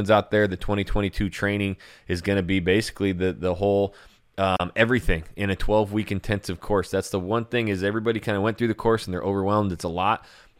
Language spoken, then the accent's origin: English; Idaho, United States; I come from Idaho and it snows like crazy there and I'm tired of the snow.